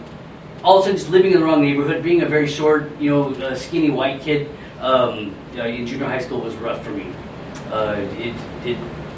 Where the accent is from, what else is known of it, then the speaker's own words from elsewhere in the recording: California, United States; moved away as an adult; also born or lived in Las Vegas, Nevada; now in Colorado, United States; I grew up in Colorado until I was 7, and then we moved away. My mom and I moved away to California.